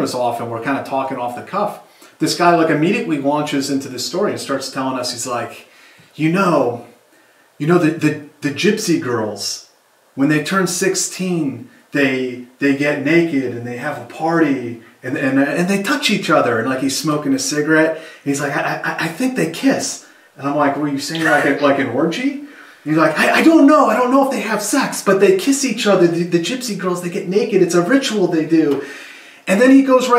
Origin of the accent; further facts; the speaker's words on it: United States; I'm an American